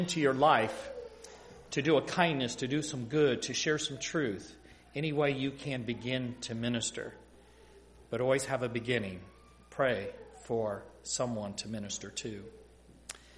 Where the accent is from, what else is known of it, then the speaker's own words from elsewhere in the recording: Ohio, United States; moved away as an adult; also born or lived in Michigan; Growing up in Ohio, I'm just coming back home after about an absence of about 30 years